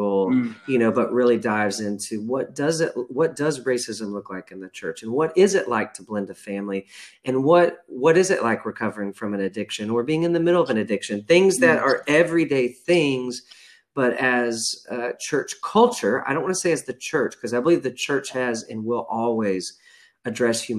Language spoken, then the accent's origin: English; rural Texas west of Fort Worth, United States; we grew up in Texas in a pretty rural portion of Texas west of Fort Worth